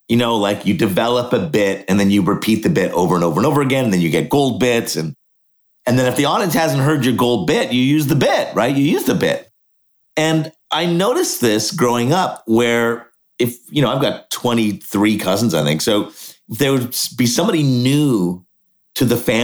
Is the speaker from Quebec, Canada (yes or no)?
yes; Montreal, Quebec, Canada; Yeah. So born in Montreal.